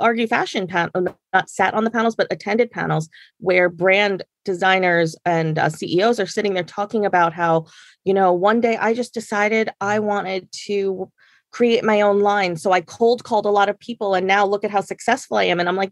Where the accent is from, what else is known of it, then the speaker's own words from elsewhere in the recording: Jersey Shore, New Jersey, United States; moved away as an adult; also born or lived in Maryland; now in New York, United States; I'm adopted and I grew up on the Jersey Shore